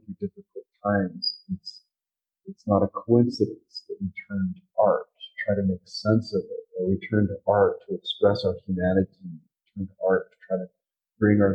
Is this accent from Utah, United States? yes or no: yes; Utah, United States; also born or lived in California; now in Wyoming, United States; I grew up in Utah. I'm in Wyoming